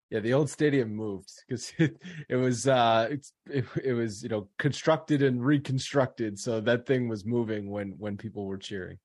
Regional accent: Rhode Island, United States; I'm actually from Rhode Island

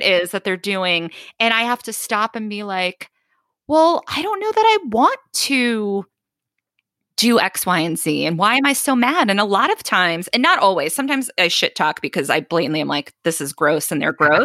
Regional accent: Boston, Massachusetts, United States; growing up in Boston

